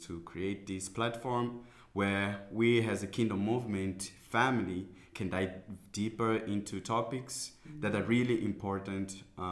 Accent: Mozambique; moved away as an adult; now in Botswana; I'm from Mozambique. I came here January this year

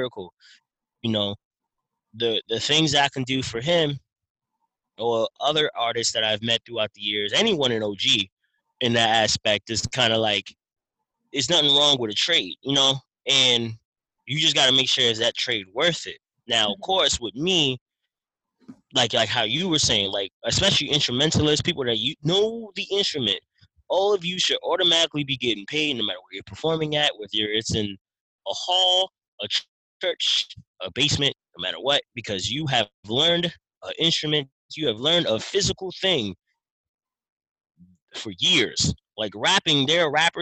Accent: New York City, New York, United States; now in Pennsylvania, United States; I'm originally from Brooklyn, if people don't know. I live in Pennsylvania

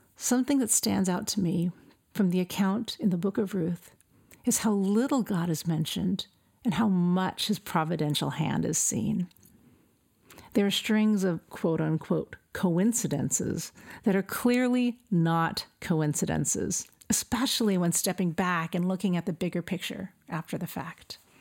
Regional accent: El Centro, California, United States; moved away as an adult; I was born and raised in El Centro, California

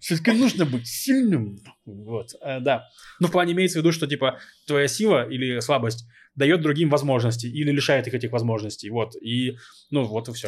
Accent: Novosibirsk, Novosibirsk Oblast, Russia; now in Israel; я рос в Новосибирске, в очень благополучном районе.

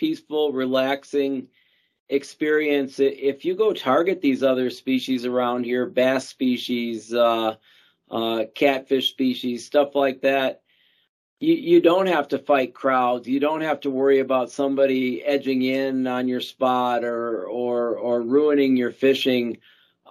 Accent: Chicago, Illinois, United States; now in South Dakota, United States; growing up in the Chicago area

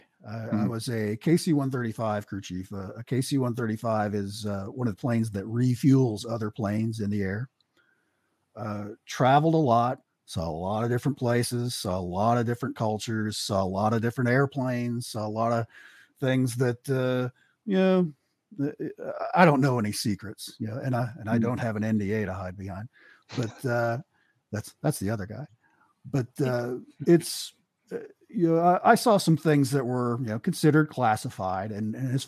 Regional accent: Eastern Kentucky, United States; moved away as an adult; I grew up in Eastern Kentucky

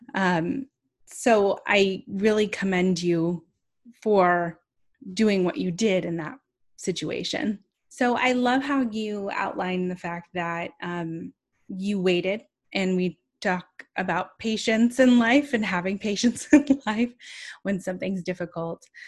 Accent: California, United States; I'm from California

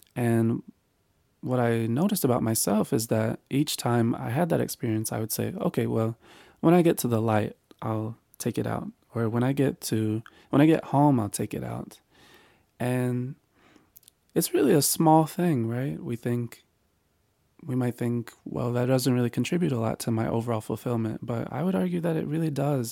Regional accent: North Carolina, United States; this is where I was raised in North Carolina

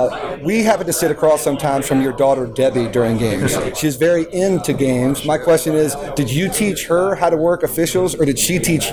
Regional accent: Raleigh, North Carolina, United States; I grew up in Raleigh, you know, raised on ACC basketball.

